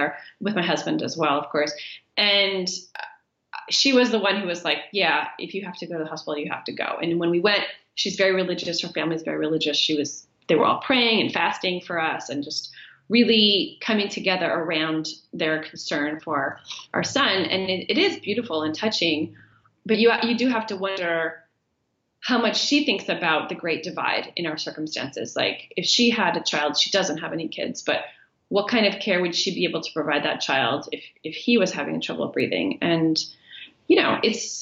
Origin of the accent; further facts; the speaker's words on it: United States; moved away as an adult; now in Botswana; an American with health insurance